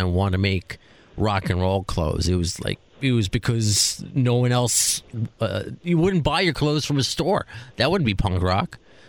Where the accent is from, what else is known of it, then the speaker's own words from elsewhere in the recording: New York, United States; being a New Yorker